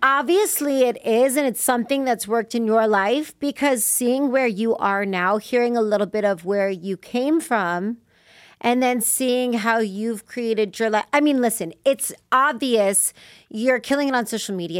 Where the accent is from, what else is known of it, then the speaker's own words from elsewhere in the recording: Las Vegas, Nevada, United States; I grew up in Vegas